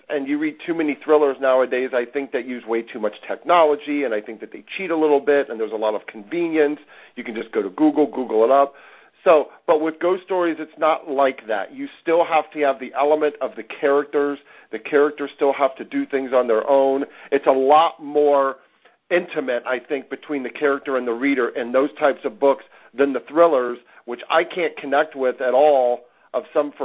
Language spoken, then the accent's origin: English; Ohio, United States; I grew up in Ohio